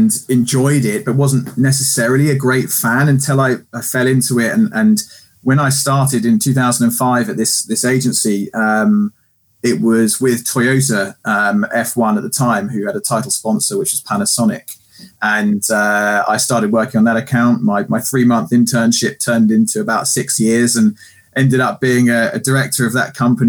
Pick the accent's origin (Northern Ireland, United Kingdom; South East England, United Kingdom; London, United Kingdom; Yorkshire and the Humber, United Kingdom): South East England, United Kingdom; Guildford; I'm born and bred in Surrey, Guildford, Godalming kind of area